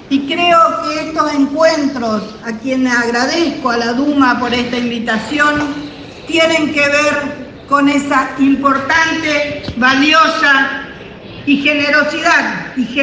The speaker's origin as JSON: {"language": "Spanish", "country": "Argentina", "said": "soy de Argentina."}